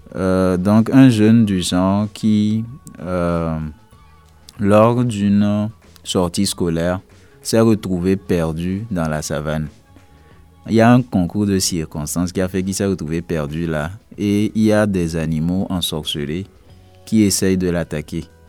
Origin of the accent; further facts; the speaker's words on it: Togo; je viens du Togo